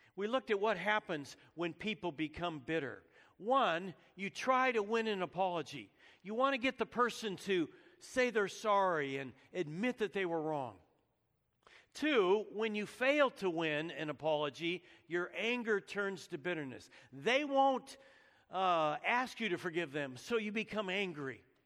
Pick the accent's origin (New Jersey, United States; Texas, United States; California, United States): California, United States; Menlo Park, Saratoga and Santa Rosa; I was born in Menlo Park, California. I lived most of my growing up years there in Saratoga and Santa Rosa, California